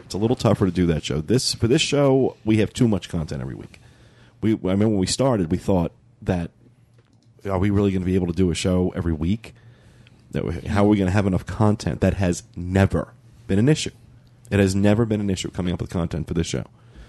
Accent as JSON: {"language": "English", "region": "Florida", "country": "United States", "said": "because I'm from Florida."}